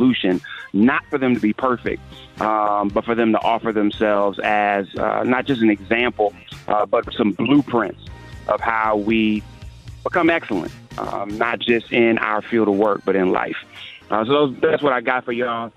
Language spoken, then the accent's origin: English; Cleveland, Ohio, United States; I'm from Cleveland